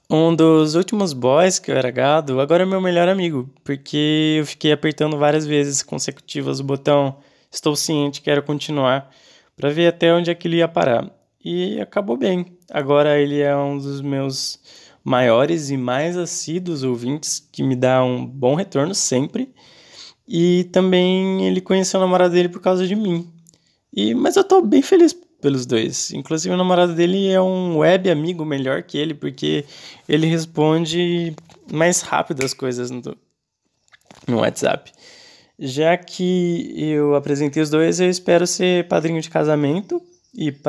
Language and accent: Portuguese; Maceió, Alagoas, Brazil; eu sou alagoano de Maceió, né?